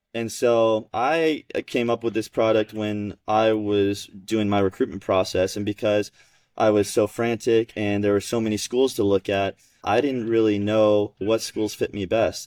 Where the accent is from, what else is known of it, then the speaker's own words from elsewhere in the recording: Georgia, United States; I grew up in Georgia playing junior tennis along with Elijah